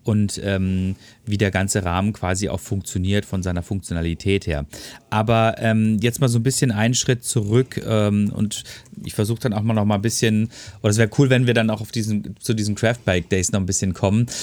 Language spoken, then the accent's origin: German; Ruhr area, North Rhine-Westphalia, Germany; bei uns im Ruhrpott